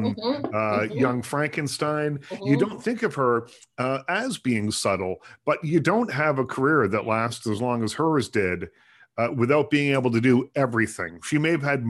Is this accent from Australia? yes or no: no; East Coast, Canada; moved away; I'm from the East Coast originally